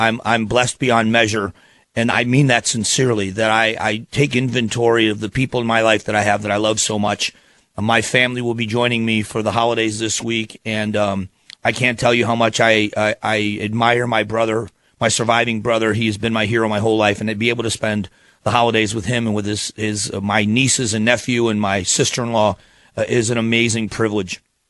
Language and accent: English; Phoenix, Arizona, United States; I'm from Phoenix, live in Phoenix, Arizona, and I always appreciate being in on Glenn's show.